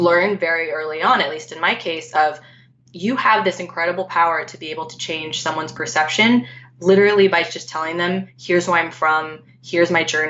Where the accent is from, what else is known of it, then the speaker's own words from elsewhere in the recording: outside of Los Angeles, California, United States; I grew up in California, outside of Los Angeles. I am Filipino American, like you.